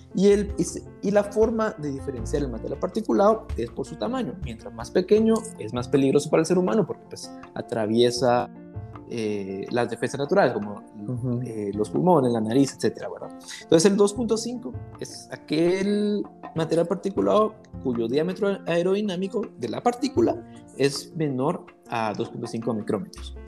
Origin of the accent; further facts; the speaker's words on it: Guatemala; nosotros en Guatemala